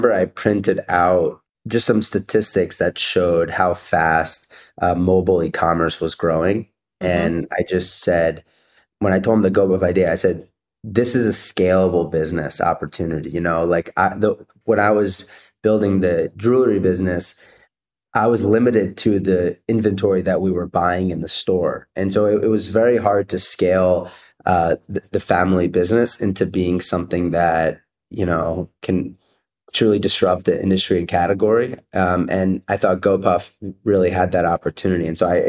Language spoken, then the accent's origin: English; Cherry Hill, New Jersey, United States; So I grew up in South Jersey, in Cherry Hill, New Jersey, and my parents are both immigrants from Israel